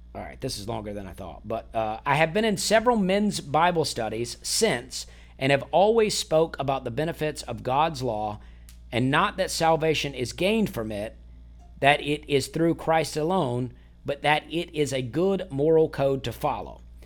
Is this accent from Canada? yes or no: no; Alabama, United States; born or raised there; moved away as an adult; also born or lived in Charleston, South Carolina; now in Nashville, United States